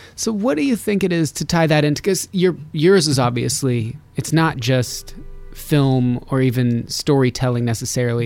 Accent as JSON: {"language": "English", "town": "Reno", "region": "Nevada", "country": "United States", "said": "I'm from Reno, Nevada"}